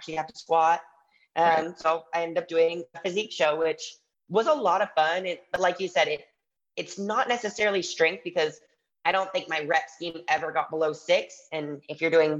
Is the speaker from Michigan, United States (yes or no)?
yes; Michigan, United States; I grew up in Michigan